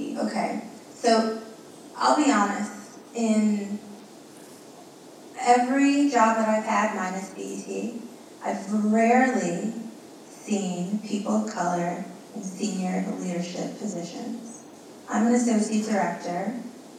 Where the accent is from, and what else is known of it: New York City, New York, United States; first language Spanish; English is a second language